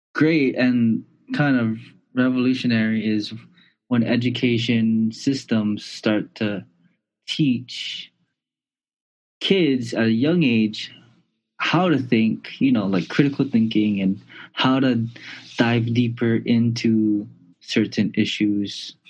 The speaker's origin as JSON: {"language": "English", "town": "Honolulu", "region": "Hawaii", "country": "United States", "tie": "born or raised there", "also_born_or_lived": "Puerto Rico", "moved": "yes", "said": "I was born and raised in Kalihi Valley"}